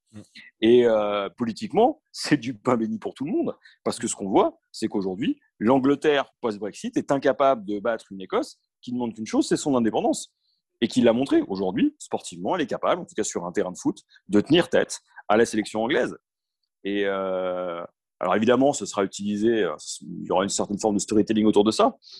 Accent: France; ce lien particulier qu'on a avec la Croatie en tant que Français

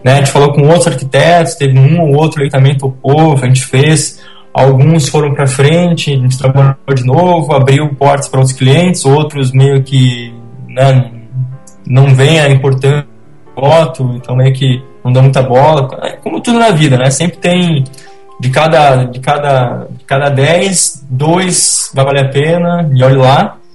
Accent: Curitiba, Paraná, Brazil; now in Balneário Camboriú, Brazil; eu sou natural de Curitiba

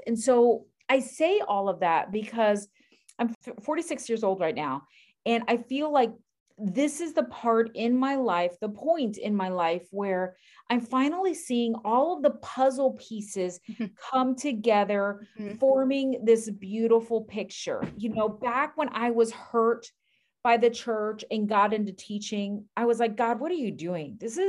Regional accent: Miami, Florida, United States; because I'm from Miami and there are no godly men in Miami.

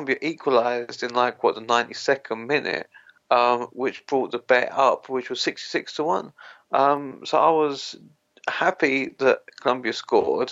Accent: England, United Kingdom; we're so English

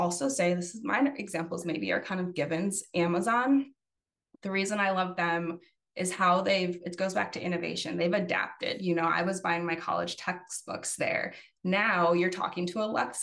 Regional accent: Chicago, Illinois, United States; I'm actually from Chicago.

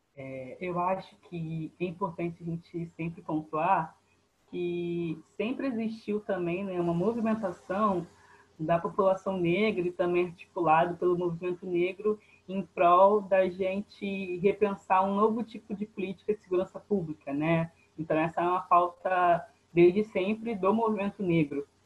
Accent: Rio de Janeiro, Brazil; Sou, sou de Bangu, né, na Zona Oeste do Rio de Janeiro

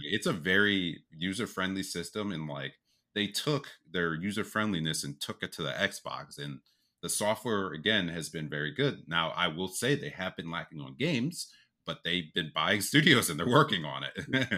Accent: United States; we're from the States

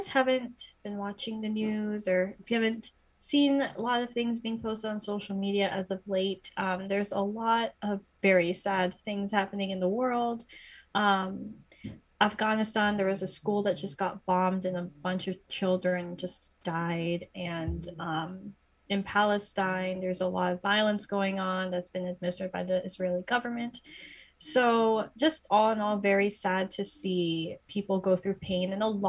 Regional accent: Canada; now in United States; People need to know this. We're both Canadian.

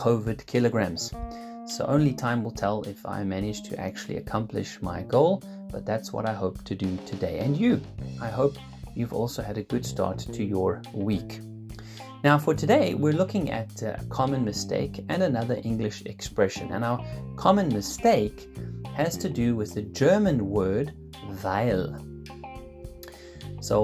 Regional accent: Cape Town, Western Cape, South Africa; also born or lived in Switzerland; now in Lucerne, Switzerland; I'm originally from Cape Town

